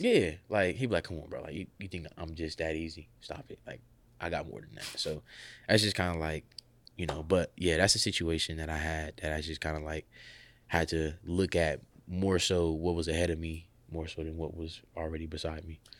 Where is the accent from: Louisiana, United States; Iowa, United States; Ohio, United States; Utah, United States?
Ohio, United States; Columbus; moved away as an adult; I'm from Columbus, Ohio